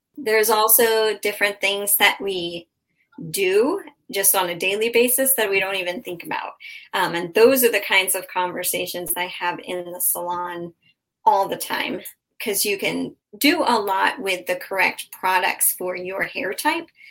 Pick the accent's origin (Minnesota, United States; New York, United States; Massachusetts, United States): Massachusetts, United States; moved away as an adult; now in Southwest Florida, United States; I'm from Massachusetts